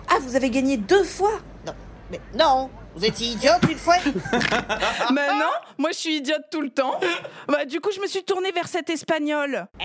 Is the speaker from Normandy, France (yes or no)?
yes; Normandy, France; Moi, je suis normande. Moi, j'en ai eu ma dose de la pluie jusqu'à mes 18 ans.